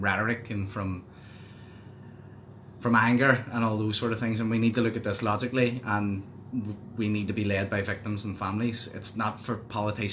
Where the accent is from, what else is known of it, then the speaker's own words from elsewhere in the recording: Belfast, Northern Ireland, United Kingdom; I'm from West Belfast, a traditionally Republican community